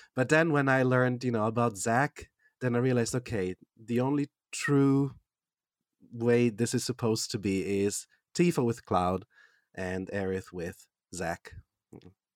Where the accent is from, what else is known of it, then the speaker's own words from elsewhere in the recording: Switzerland; English is a second language; I am from Switzerland